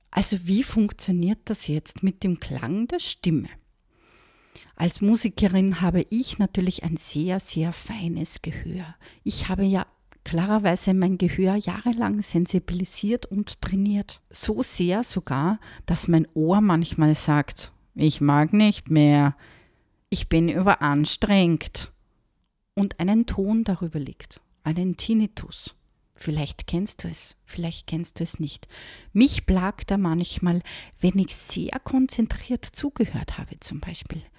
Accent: Austria; der scheint wohl gerade eine Laus über die Leber gelaufen zu sein, sagt man bei uns in Österreich, wenn jemand ganz schlecht drauf ist.

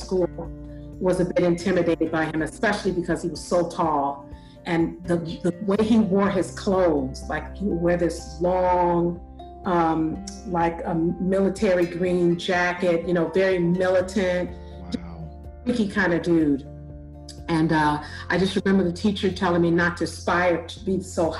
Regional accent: Chicago, Illinois, United States; moved away; also born or lived in Bellwood, Illinois / San Diego; I'm originally born and raised in Chicago

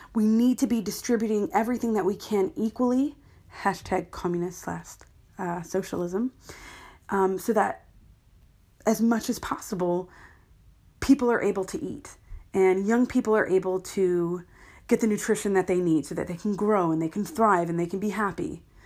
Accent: United States; now in London, United Kingdom; I am an American living in London

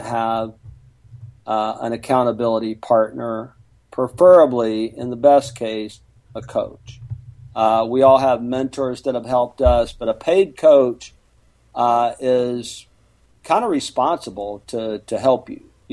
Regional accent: Mobile, Alabama, United States; moved away as an adult; now in Houston, United States; I'm from Mobile, Alabama

